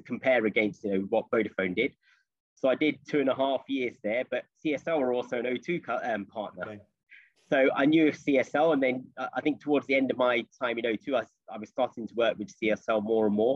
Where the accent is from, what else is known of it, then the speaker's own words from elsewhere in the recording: Leicester, East Midlands, United Kingdom; moved away as an adult; also born or lived in London; I grew up in Leicester